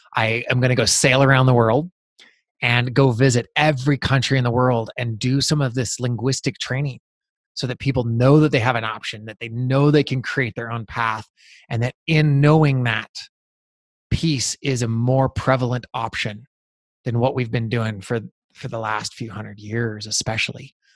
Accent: Montana, United States; growing up in Montana.

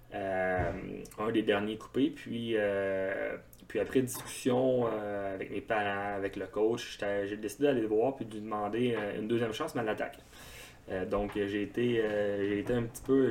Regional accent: Val-d'Or, Quebec, Canada; je suis originaire de Val-d'Or en Abitibi. J'ai joué mon hockey mineur euh, au grand complet là-bas

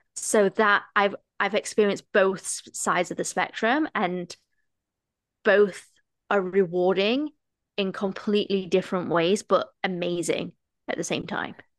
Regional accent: England, United Kingdom; moved away as an adult; also born or lived in United States; now in Toronto, Canada; I am a British female that has moved to Toronto, Canada

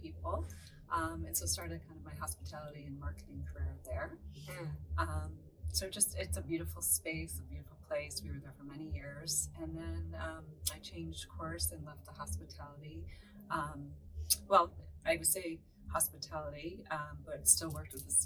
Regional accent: Rochester, New York, United States; now in Southern California, United States; originally from upstate New York, Rochester, New York.

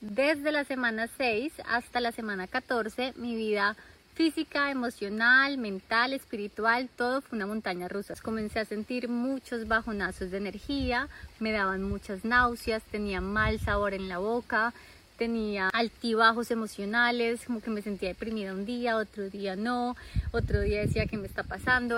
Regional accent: Colombia; moved away; solo comida colombiana. Comida de mi tierra

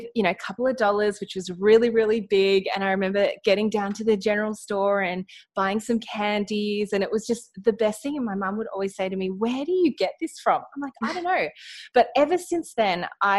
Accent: Australia; accent: Australian; I am in Australia. You might be able to hear it in my accent.

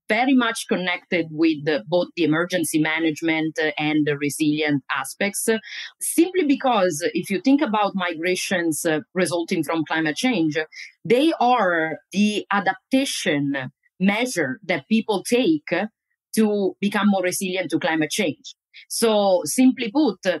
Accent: Italy; moved away as an adult; also born or lived in Florida, United States / New Jersey, United States; now in United States; I am originally from Italy, where I got my first steps in the academic

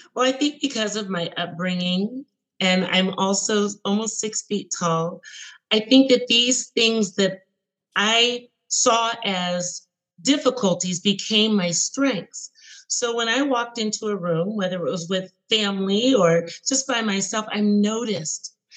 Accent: United States; I am born in in the United States

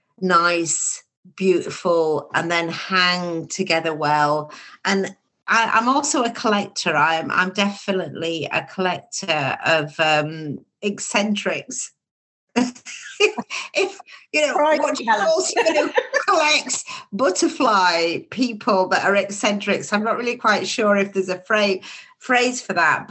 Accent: Baildon, Yorkshire and the Humber, United Kingdom; when I grew up in Bayledon

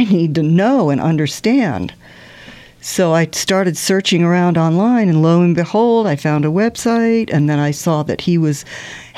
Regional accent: Norfolk, Virginia, United States; I grew up in Norfolk, Virginia, near the Air Force Base.

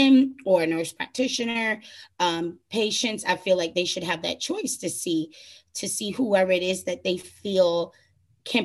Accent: New York, United States; moved away as an adult; now in Florida, United States; I'm originally born and raised in New York, then went on, you know, got my bachelor's to move down to sunny Florida.

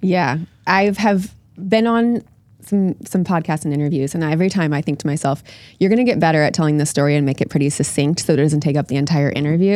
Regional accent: Oviedo, Florida, United States; in my hometown in Oviedo

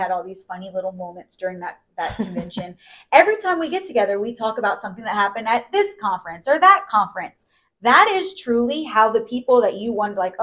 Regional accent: United States; I'm from the States

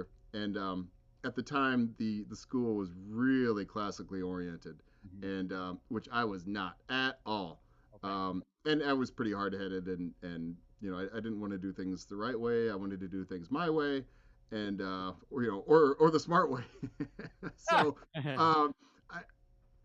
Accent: Bloomington, Indiana, United States; now in Hoboken, United States; I'm from Indiana originally. I'm born and raised in Bloomington, Indiana, where Indiana University is

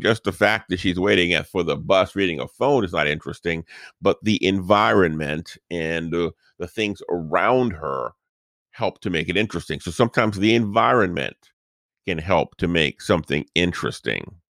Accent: New Orleans, Louisiana, United States; this is the house where we grew up in New Orleans

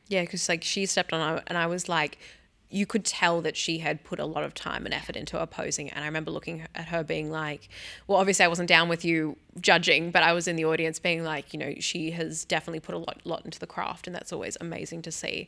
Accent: Sydney, New South Wales, Australia; my hometown, Sydney, New South Wales

